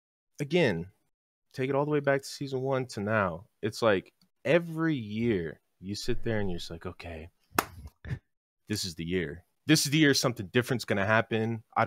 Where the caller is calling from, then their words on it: Atlanta, Georgia, United States; Oh, yeehaw, brother. Atlanta, Georgia.